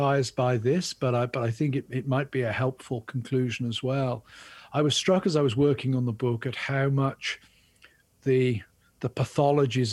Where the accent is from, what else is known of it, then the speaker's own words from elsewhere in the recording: England, United Kingdom; now in United States; I'm English